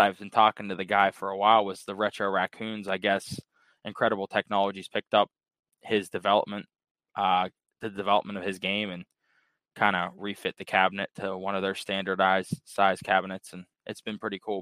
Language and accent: English; Pittsburgh, Pennsylvania, United States; I'm actually from Pittsburgh, Pennsylvania